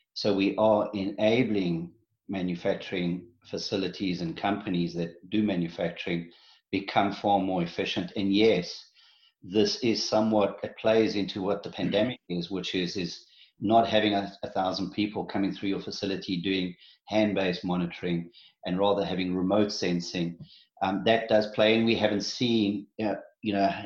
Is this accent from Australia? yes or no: no; South Africa; moved away as an adult; also born or lived in New Jersey / Ohio; now in Columbus, United States; I was born and raised in South Africa, got married and had three kids in South Africa